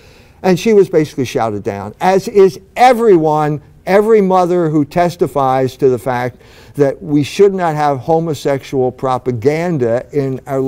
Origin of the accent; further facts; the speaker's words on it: Philadelphia, Pennsylvania, United States; now in South Bend, United States; Well, I came from Philadelphia